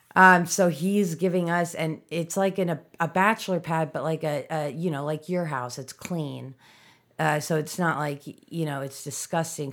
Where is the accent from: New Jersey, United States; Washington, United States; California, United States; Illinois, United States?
Illinois, United States; Chicago